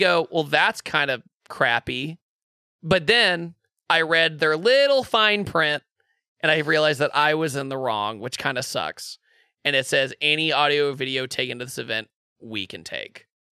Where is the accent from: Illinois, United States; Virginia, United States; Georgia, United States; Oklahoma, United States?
Virginia, United States; Richmond; moved away; I'm originally from Richmond, Virginia